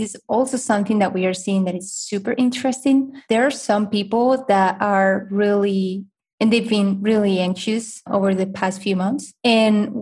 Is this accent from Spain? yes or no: yes; Spain; now in United States; I'm originally from Spain